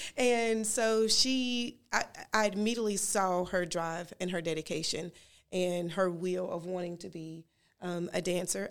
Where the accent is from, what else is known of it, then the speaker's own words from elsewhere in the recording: Gastonia, North Carolina, United States; I grew up in Gaston, Gastonia